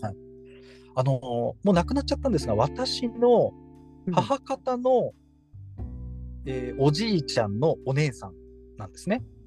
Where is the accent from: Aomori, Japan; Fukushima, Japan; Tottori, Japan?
Fukushima, Japan; moved away as an adult; also born or lived in Tokyo; 私、福島出身